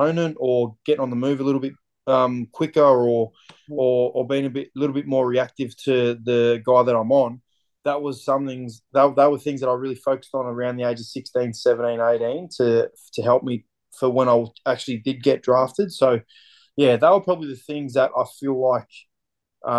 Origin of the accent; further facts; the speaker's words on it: Dandenong, Victoria, Australia; I grew up in Dandenong in Victoria.